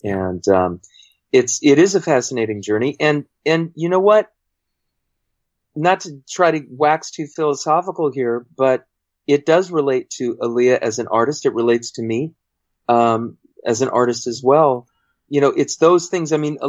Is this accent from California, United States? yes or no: yes; San Fernando Valley, Southern California, United States; also born or lived in New Mexico; I moved from New Mexico when I was 3 into Southern California, and I've grown up here as well, and pretty much a Valley boy and a Southern California guy, but mostly a Valley boy.